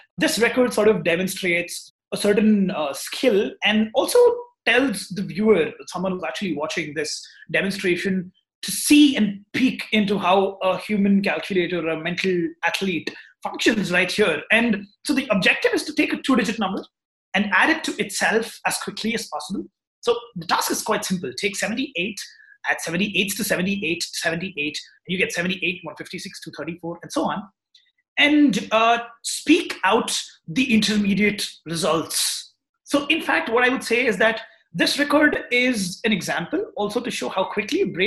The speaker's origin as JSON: {"language": "English", "town": "Hyderabad", "region": "Telangana", "country": "India", "said": "I'm from Hyderabad, India, and yes, I'm 20 years old, just out of college."}